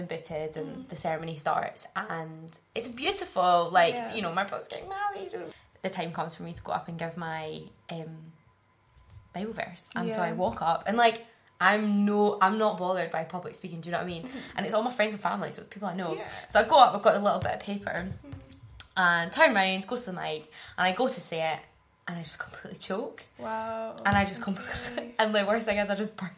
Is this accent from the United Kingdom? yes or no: yes; Glasgow, Scotland, United Kingdom; moved away; So I grew up in Glasgow, in the South Side, in a Christian family.